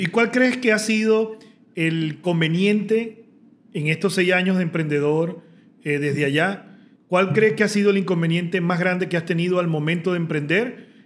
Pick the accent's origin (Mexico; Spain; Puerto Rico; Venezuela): Venezuela; voy a prestarle un servicio desde Venezuela a otro venezolano